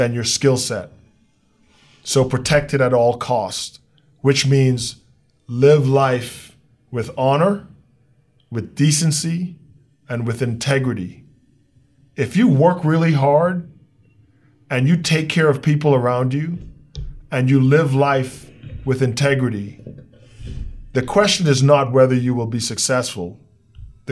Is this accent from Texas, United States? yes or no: yes; Texas, United States; I'm a Texan